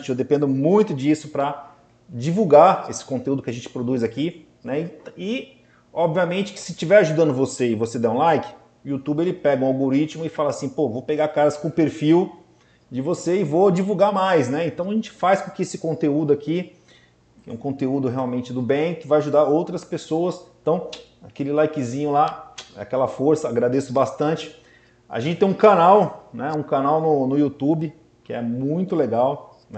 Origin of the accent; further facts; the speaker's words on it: Santos, São Paulo, Brazil; nós somos aqui de Santos, né? E a gente tem uma proximidade muito grande com a cidade de São Paulo tal.